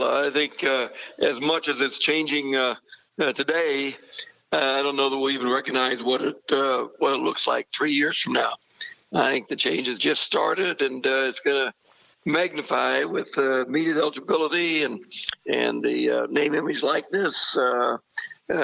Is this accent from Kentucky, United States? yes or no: no; Silver Lake, Kansas, United States; Yeah, kind of three brothers that still live in that area, and all the nephews and nieces, and it was an ideal, you know, growing up opportunity.